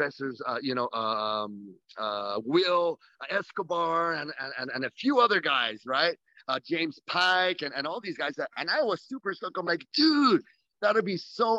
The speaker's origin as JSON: {"language": "English", "town": "Saipan", "country": "Northern Mariana Islands", "said": "we're just from Saipan, we're from a small little rock"}